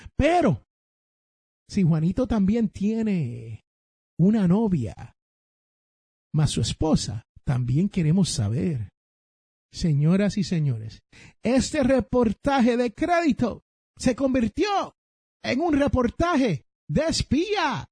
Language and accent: Spanish; San Juan, Puerto Rico; donde yo me crié en Santurce, Barrio Obrero, en Puerto Rico